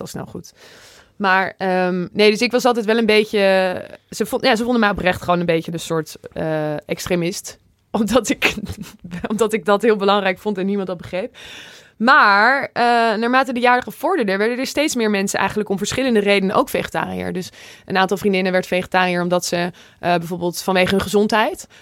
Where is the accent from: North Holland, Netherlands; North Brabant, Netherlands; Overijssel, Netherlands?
Overijssel, Netherlands; Zwolle; een goede vriend uit, uit Zwolle, waar ik vandaan kom